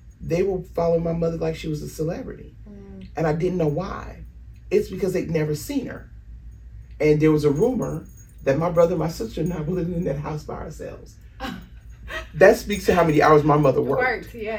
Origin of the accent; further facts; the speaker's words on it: Chicago, Illinois, United States; I grew up in Chicago.